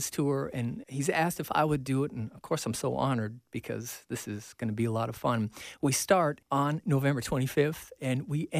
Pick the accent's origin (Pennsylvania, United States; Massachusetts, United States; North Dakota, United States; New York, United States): North Dakota, United States; Grand Forks; We're going to be in Grand Forks, North Dakota, my hometown